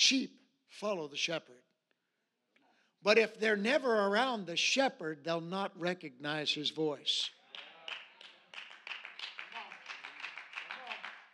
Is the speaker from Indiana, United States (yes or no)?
no; Alaska, United States; I grew up in Alaska. I was born and raised here.